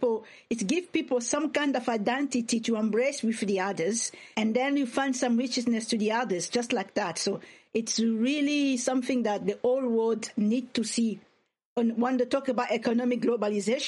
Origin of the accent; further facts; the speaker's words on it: DR Congo; English is a second language; moved away; this is the environment in which I was brought up